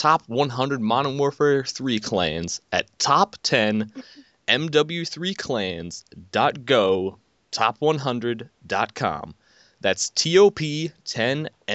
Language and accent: English; Flint, Michigan, United States; I'm 17 and from Flint, Michigan